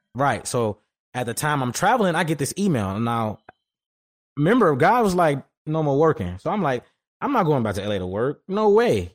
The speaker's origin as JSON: {"language": "English", "town": "Detroit", "region": "Michigan", "country": "United States", "also_born_or_lived": "Los Angeles / Houston", "moved": "as an adult", "said": "back home at Detroit"}